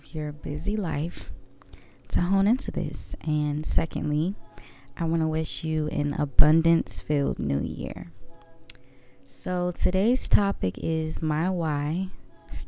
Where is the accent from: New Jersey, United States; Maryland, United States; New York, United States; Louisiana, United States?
Maryland, United States; Waldorf; moved away as an adult; now in Mississippi, United States; I am from Maryland. Waldorf, Maryland, to be exact. But I am from the DMV.